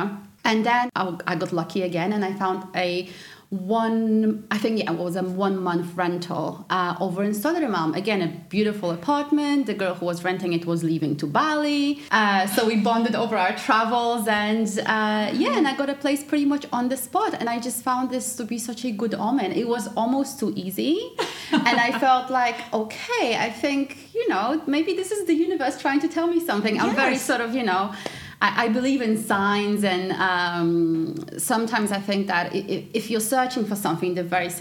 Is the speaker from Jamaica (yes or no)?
no; Poland; moved away as an adult; also born or lived in England; now in Sweden; growing up in Poland